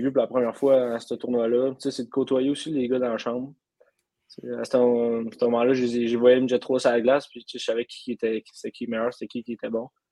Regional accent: Amos, Quebec, Canada; je viens d'Amos

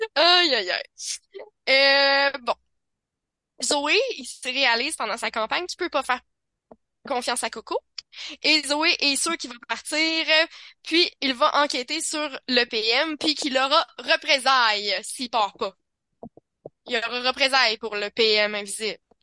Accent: Quebec City, Quebec, Canada; je viens de Québec

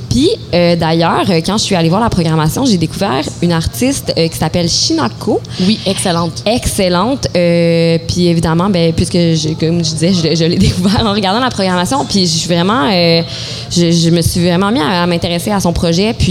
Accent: Montreal, Quebec, Canada; en tant que Montréalaise aussi

